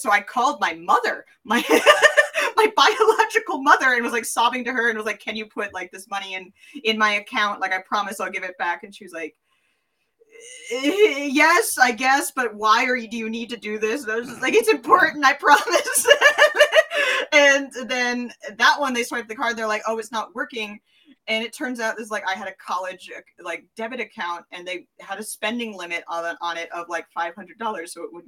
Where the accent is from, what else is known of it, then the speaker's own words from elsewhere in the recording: Tennessee, United States; accent: Tennessee; However, I just went back into my like Tennessee accent when I started talking about this.